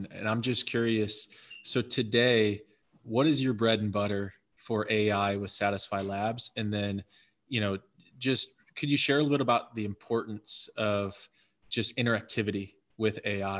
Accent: Midwest, United States; I'm from the Midwest.

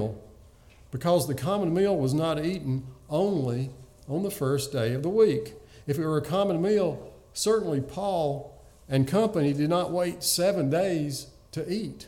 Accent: the rural South, United States; growing up in the rural South

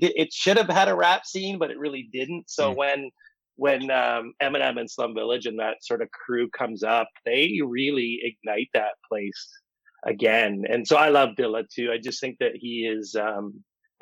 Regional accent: outside Windsor, Ontario, Canada; now in Toronto, Canada; I'm not from Windsor, but I'm from outside Windsor. So that's where I get my music from. I'm not a Toronto kid

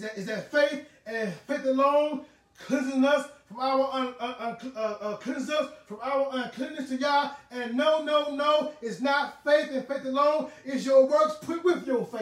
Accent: Huntsville, Alabama, United States; I was born in Huntsville, Alabama, in Huntsville Hospital

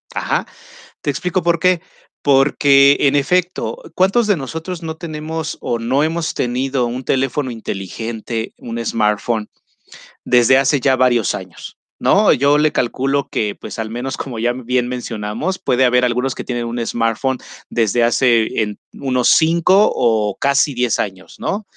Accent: Mexico

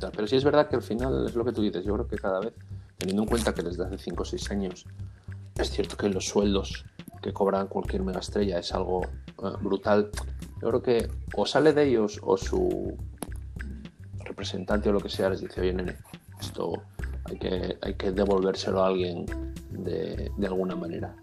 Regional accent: Murcia, Region of Murcia, Spain; yo nací en Murcia

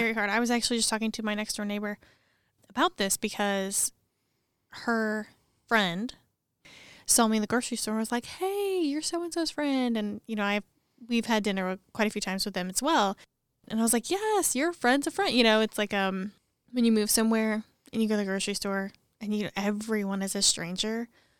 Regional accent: Missouri, United States; moved away; I'm from Missouri.

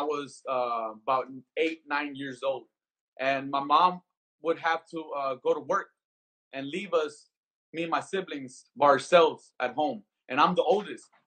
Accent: Compton, California, United States; moved away as an adult; also born or lived in Skid Row, Los Angeles; now in Las Vegas, United States; growing up in Compton

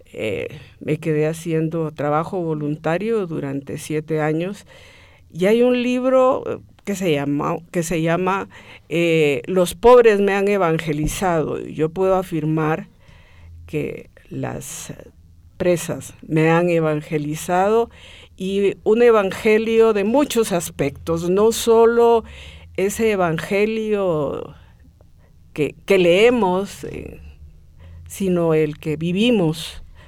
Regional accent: Guatemala City, Guatemala Department, Guatemala; nací en la ciudad de Guatemala.

